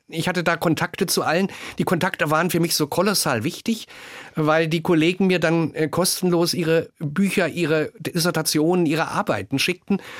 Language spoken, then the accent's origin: German; East Germany, Germany; Und das hat mich natürlich auch stolz und glücklich gemacht, dass ich als Ostdeutscher in den Westen berufen wurde.